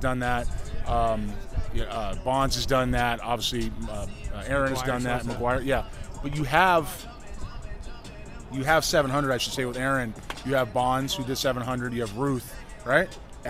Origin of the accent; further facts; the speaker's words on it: Los Angeles, California, United States; now in Houston, United States; Houston, Texas. Originally from Los Angeles, California